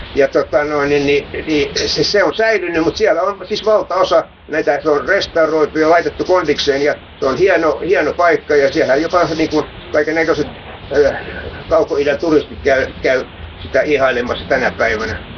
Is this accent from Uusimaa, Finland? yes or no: yes; Helsinki, Uusimaa, Finland; mä muutin pois Hernanista vuonna 1966. Mä olin tässä 50 vuotta pois.